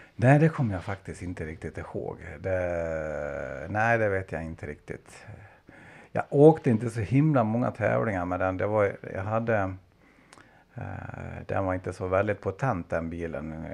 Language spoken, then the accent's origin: Swedish; Fredriksberg, Dalarna County, Sweden; also born or lived in Ludvika / Borlänge; jag är en dalmas som är uppvuxen faktiskt en bit utanför Ludvika, alltså en liten ort som heter Fredriksberg, även kallat Säfsen.